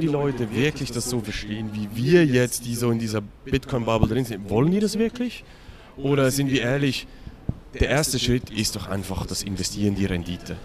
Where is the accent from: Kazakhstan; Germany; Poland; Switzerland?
Switzerland; für mich als Schweizer